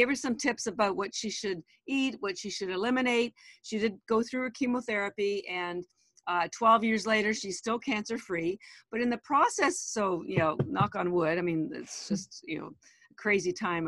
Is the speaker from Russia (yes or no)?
no; Canada; moved away as an adult; now in Boston, United States; I am Canadian, but I've lived in Boston, Massachusetts for 33 years. I moved here after I did my MBA